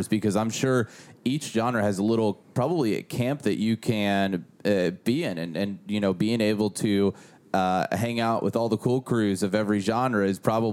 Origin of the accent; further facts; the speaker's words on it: Tennessee, United States; Tennessee had an ice storm where I was from